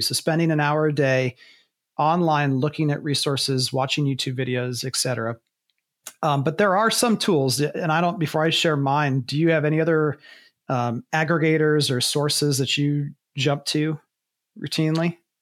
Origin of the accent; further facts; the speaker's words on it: Ohio, United States; I'm from Ohio